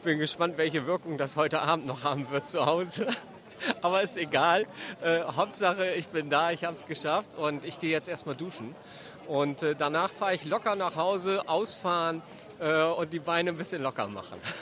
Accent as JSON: {"language": "German", "region": "Bremen", "country": "Germany", "tie": "born or raised there", "said": "ich als gebürtiger Bremer"}